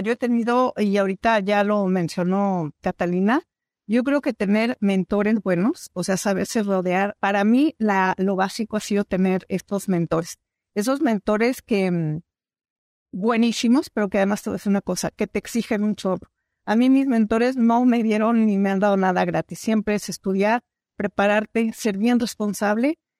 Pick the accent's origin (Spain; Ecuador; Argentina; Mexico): Mexico; also born or lived in Sonora; soy mexicana